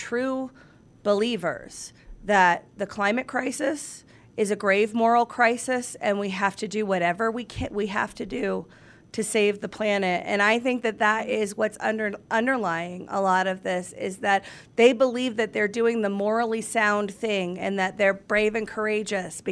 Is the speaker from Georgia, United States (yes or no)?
yes; Atlanta, Georgia, United States; grew up in Atlanta